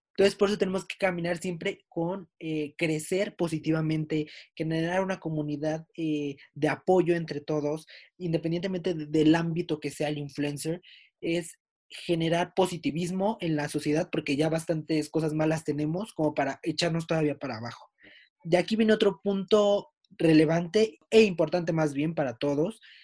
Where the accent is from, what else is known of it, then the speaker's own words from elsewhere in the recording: Mexico; somos mexicanos.